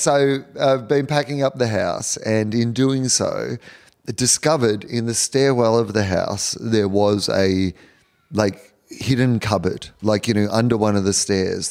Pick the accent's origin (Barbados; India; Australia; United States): Australia; as an Australian